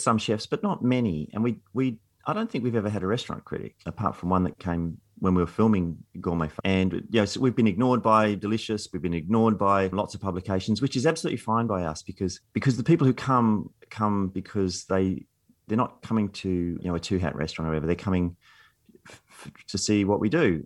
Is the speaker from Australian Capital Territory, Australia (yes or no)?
yes; Canberra, Australian Capital Territory, Australia; I grew up in Canberra, nineteen seventies Canberra